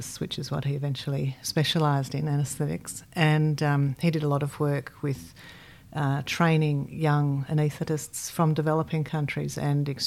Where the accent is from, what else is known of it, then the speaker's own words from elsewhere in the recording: Melbourne, Victoria, Australia; also born or lived in Yellowknife, Northwest Territories, Canada; I've spent a lot of my life in Melbourne, most of my life